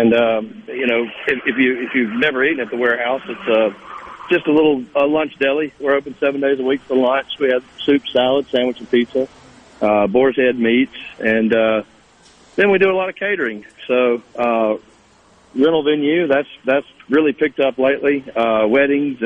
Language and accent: English; Mississippi, United States; moved away as an adult; now in Cleveland, Mississippi, United States; I'm originally from Edobina, Mississippi, which is not very far from there